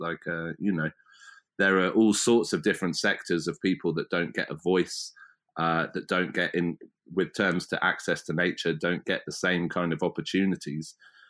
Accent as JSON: {"language": "English", "region": "South East England", "country": "United Kingdom", "tie": "born or raised there", "said": "I've just ended up basically back where I grew up in West Berkshire on the Thames, and I used to come down this stretch of river to swim and to camp and kayak"}